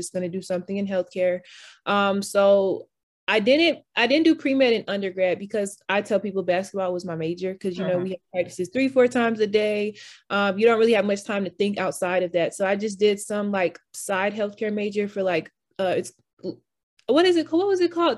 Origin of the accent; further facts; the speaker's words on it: Atlanta, Georgia, United States; moved away as an adult; now in Philadelphia, United States; I am from Atlanta. I'm currently in Philadelphia